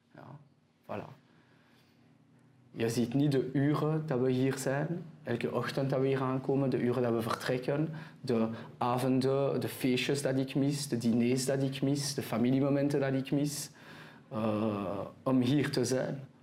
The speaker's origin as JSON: {"language": "Dutch", "town": "Antwerp", "region": "Flanders", "country": "Belgium", "tie": "born or raised there", "also_born_or_lived": "Israel / Keerbergen / Brasschaat", "accent": "French", "first_language": "French", "second_language": "Dutch", "said": "Ik ben geboren en getogen in Antwerpen. Okay. Uh, eh, Franstalig opgevoed"}